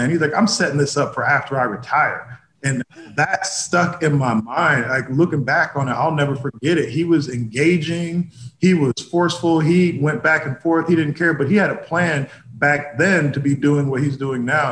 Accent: Indianapolis, Indiana, United States; moved away as an adult; also born or lived in Boston / New York; I was born in Indianapolis

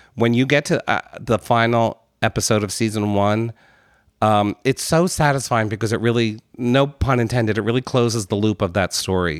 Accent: United States

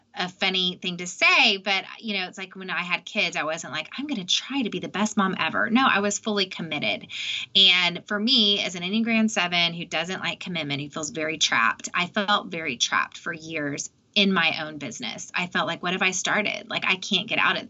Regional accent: Austin, Texas, United States; I'm from Austin

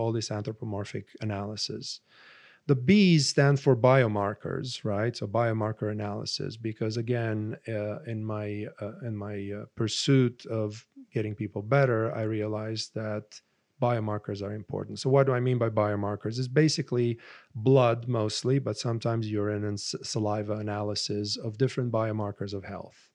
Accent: Romania; moved away as an adult; my father was an infectious disease specialist and growing up in Romania

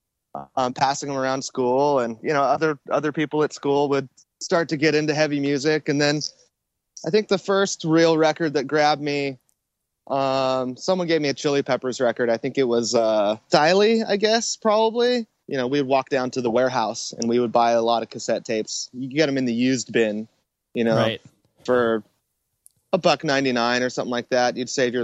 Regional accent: Temecula, California, United States; also born or lived in Long Beach; Well, I was born in Long Beach. And then my parents moved to Temecula when I was in first or second grade. And they bought a little deli down in Old Town Temecula. And we started going to school in Temecula.

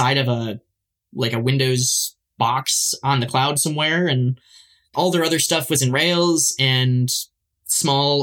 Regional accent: Michigan, United States; I grew up in Michigan

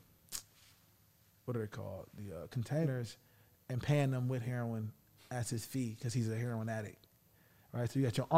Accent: Detroit, Michigan, United States; I'm from Detroit

